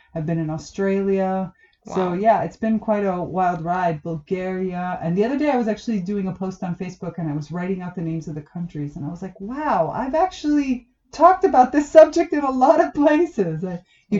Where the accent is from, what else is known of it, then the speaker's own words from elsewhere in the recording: South Florida, United States; moved away; also born or lived in Damanhur; I grew up in South Florida. I'm Cuban American